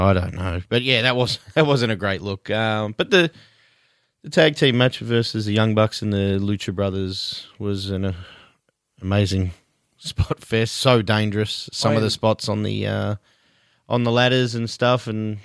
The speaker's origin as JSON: {"language": "English", "country": "Australia", "said": "we're Australian"}